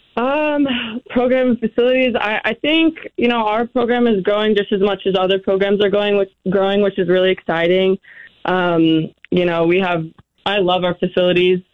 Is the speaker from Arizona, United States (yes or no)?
yes; Arizona, United States; moved away as an adult; also born or lived in New Mexico; now in Boise, United States; I am originally from Arizona.